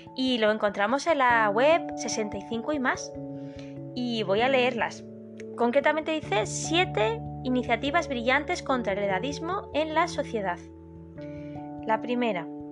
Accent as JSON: {"language": "Spanish", "town": "Madrid", "region": "Community of Madrid", "country": "Spain", "moved": "as an adult", "lives_now": "Málaga, Spain", "said": "No soy malagueña, soy madrileña, pero ya soy malagueña adoptada"}